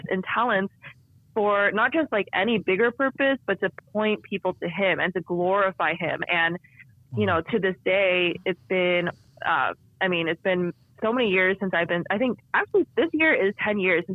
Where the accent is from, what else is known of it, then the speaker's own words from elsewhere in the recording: San Francisco Bay Area, California, United States; I was born in California in the San Francisco Bay Area, where I actually still live today with my husband